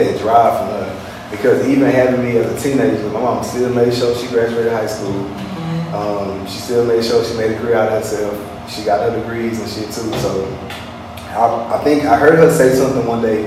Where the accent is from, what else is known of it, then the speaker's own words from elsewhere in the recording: Houston, Texas, United States; also born or lived in Louisiana; growing up in Houston was a little bit more country